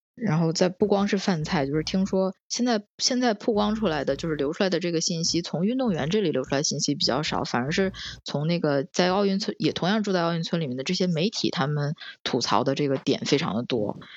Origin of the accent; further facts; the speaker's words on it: China; now in Tokyo, Japan; 我们就是中国人知道这个正正宗的中国料理